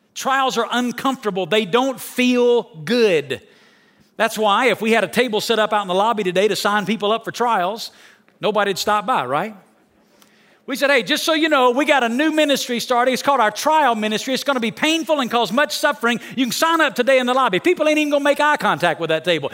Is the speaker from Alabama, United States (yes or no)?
yes; Alabama, United States; moved away as an adult; now in Las Vegas, United States; I'm from Alabama. When I moved to Las Vegas